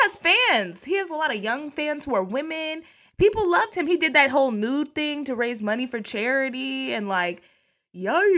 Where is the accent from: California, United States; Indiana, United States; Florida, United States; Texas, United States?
Texas, United States; I'm from Texas